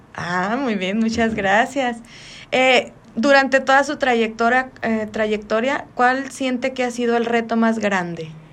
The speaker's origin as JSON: {"language": "Spanish", "town": "Magdalena de Kino", "region": "Sonora", "country": "Mexico"}